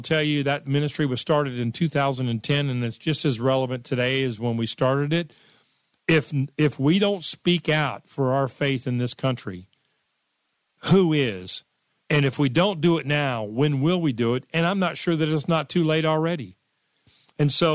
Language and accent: English; United States; I was born and raised in America.